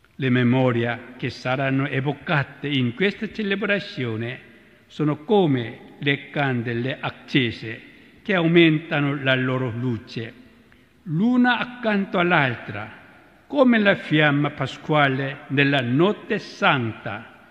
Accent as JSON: {"language": "Italian", "country": "South Korea", "moved": "yes", "lives_now": "Rome, Italy", "said": "provengo dalla Corea, una terra bagnata dal sangue dei martiri"}